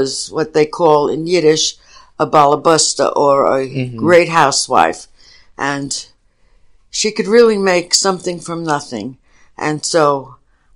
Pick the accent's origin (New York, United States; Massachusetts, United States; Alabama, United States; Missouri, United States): New York, United States; New York City; also born or lived in Brooklyn, New York; I grew up in the Bronx, mostly. I was born in Brooklyn, but my parents moved to the Bronx when I was very young